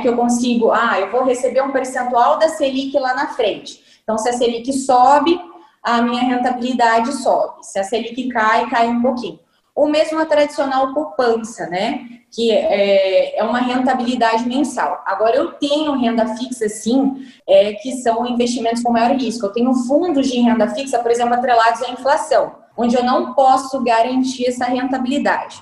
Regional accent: Brazil; a gente é brasileiro ainda

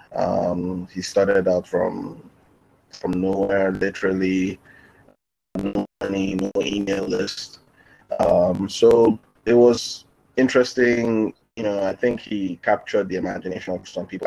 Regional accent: Nigeria; I am based in Nigeria. Um, I'm also Nigerian

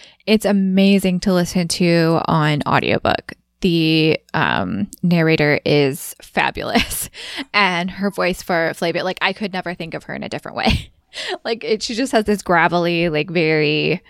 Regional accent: Midwest, United States; accent: Midwestern; my Midwestern accent

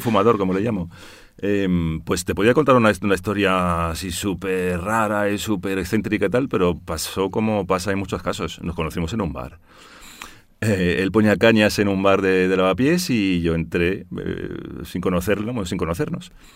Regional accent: Brussels, Brussels-Capital Region, Belgium; moved away as an adult; now in Spain; padre holandés, pero nací en Bruselas y de madre malagueña, de madre ah, española.

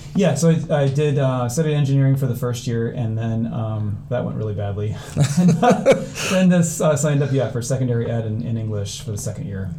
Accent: Cedar Rapids, Iowa, United States; I grew up here in Cedar Rapids, um, closer to Hiawatha, really

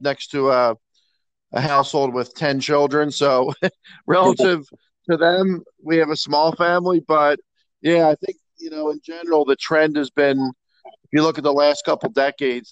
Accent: North Wales, Pennsylvania, United States; I grew up in North Wales, which is fairly close to Montgomery County Community College

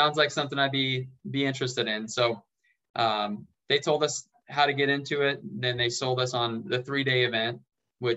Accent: David City, Nebraska, United States; moved away as an adult; also born or lived in Lincoln, Nebraska; now in Las Vegas, United States; I'm from David City. My now wife and I met back in high school at the Butler County Fair

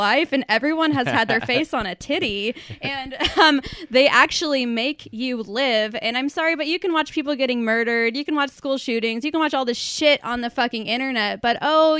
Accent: Portland, Oregon, United States; Well, I've been done born and raised right here. Well, I was actually born right here in Portland, Oregon.

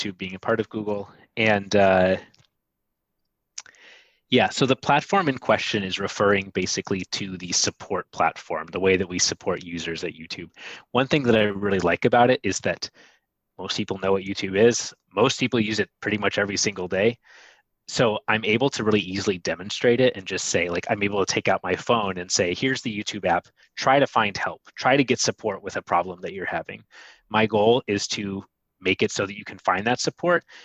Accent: Ann Arbor, Michigan, United States; moved away; I am originally from Michigan. I'm from Ann Arbor

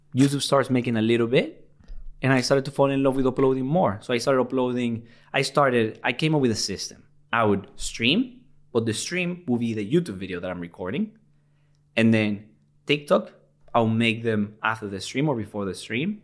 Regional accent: Venezuela; English is a second language; also born or lived in Liverpool, United Kingdom; now in United Kingdom; I'm from Venezuela

